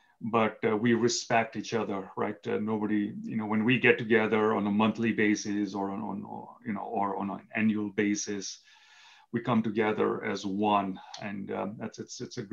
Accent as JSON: {"language": "English", "country": "Kenya", "tie": "born or raised there", "moved": "as an adult", "lives_now": "United States", "said": "I was born in Kenya, East Africa. I moved to the United States when I was 18 years old"}